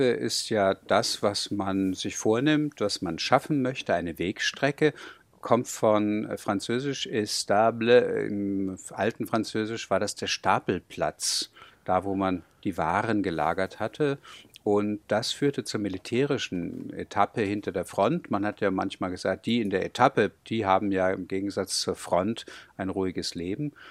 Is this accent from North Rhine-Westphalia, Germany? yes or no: no; Hamburg, Germany; bin gebürtiger Hamburger mit etwas Glück. Schnelsen gehört gerade noch dazu